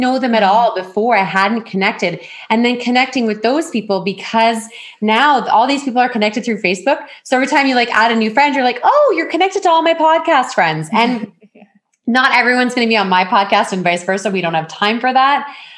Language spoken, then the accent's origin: English; Ontario, Canada; But I mean, I came from Ontario where I would network at least once a week.